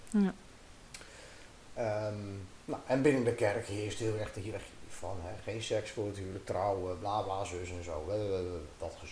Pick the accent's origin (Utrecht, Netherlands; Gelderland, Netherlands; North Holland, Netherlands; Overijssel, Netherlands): Gelderland, Netherlands; Ermelo; Eh, nou, nou, we komen uit Ermelo en eh, nou, we komen hier wonen, we zijn ergens op zoek.